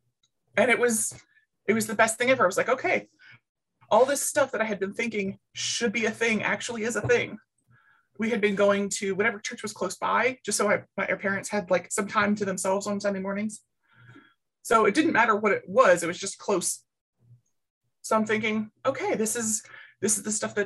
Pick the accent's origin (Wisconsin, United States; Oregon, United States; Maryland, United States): Maryland, United States; Baltimore; I grew up in Baltimore City, like Baltimore City